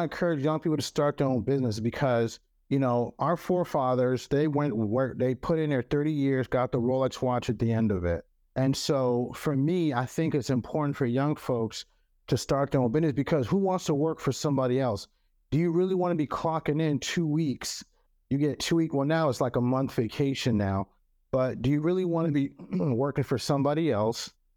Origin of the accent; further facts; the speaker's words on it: Cameroon; first language French; English is a second language; now in United States; Cameroon. I'm from Cameroon